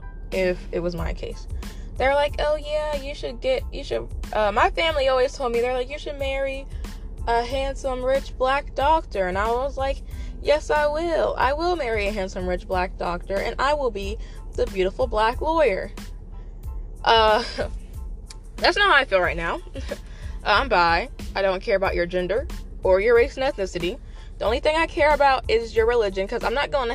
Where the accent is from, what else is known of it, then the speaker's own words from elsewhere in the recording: West Virginia, United States; me growing up in the West Virginia public school system